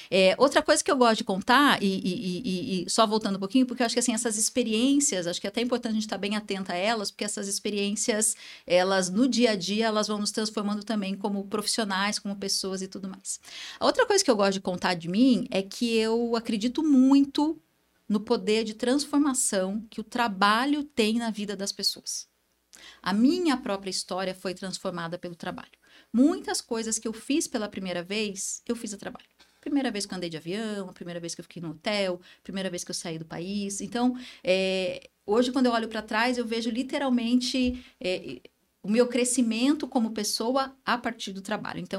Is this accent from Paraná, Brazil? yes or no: yes; Santo Antônio da Platina, Paraná, Brazil; born there; Eu gosto de contar que eu sou paranaense, sou nascida no interior do Paraná, numa cidadezinha bem pequena chamada Santo Antônio da Platina, sou pé vermelho